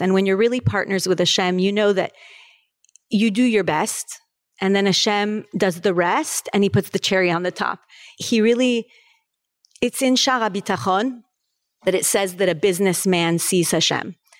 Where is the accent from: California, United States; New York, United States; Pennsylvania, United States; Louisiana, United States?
California, United States; Los Angeles; moved away as an adult; also born or lived in Paris, France; now in Florida, United States; I was born in Paris, France, and raised in California, in Los Angeles.